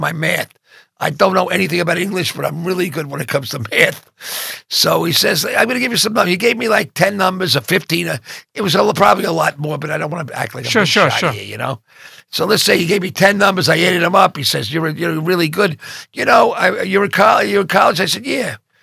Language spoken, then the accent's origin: English; Oceanside, New York, United States; I grew up in Oceanside